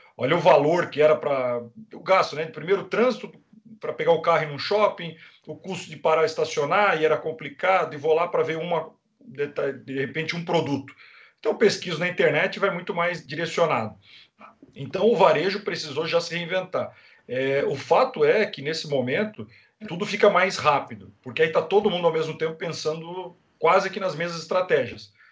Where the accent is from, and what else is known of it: Brazil